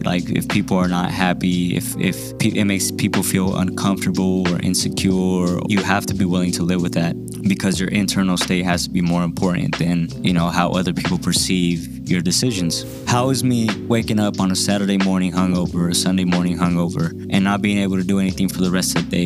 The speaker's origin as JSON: {"language": "English", "town": "Denver", "region": "Colorado", "country": "United States", "tie": "born or raised there", "said": "I was a teenager growing up in South Denver"}